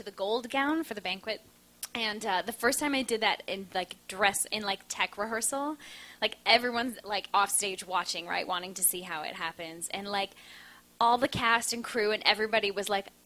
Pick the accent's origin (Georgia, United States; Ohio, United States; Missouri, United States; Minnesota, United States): Minnesota, United States; now in New York, United States; I'm from Minnesota